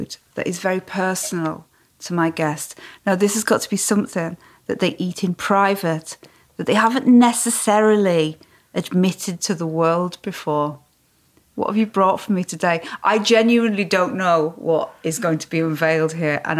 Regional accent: the Lake District, North West England, United Kingdom; I'm from the Lake District

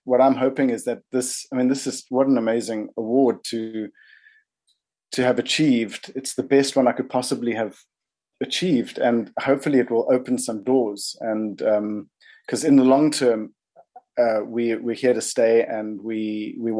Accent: South Africa; moved away as an adult; now in New Zealand; I'm from South Africa, but it feels like I came to New Zealand

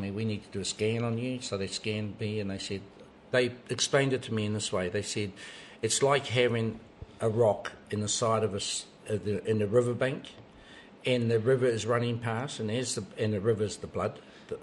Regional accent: Waitotara Valley, Manawatū-Whanganui, New Zealand; moved away; My marae is Takirau Marae in Waitotara Valley. And I was brought up there

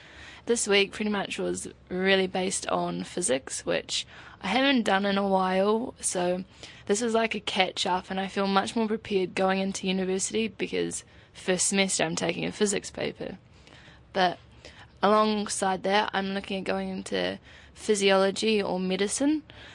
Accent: Nelson, New Zealand; I'm from Nelson. This week for me has actually been really beneficial because next month I'm moving to Auckland to start a Bachelor of Science.

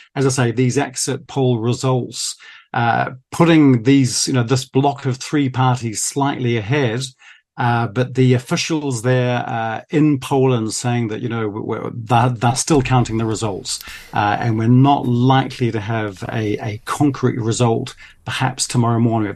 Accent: New Zealand; now in France; I was born in New Zealand

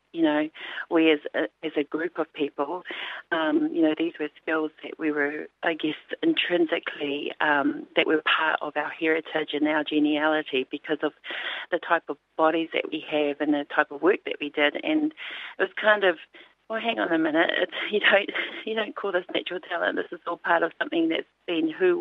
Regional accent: Auckland, New Zealand; growing up in Auckland and being part of a very religious family

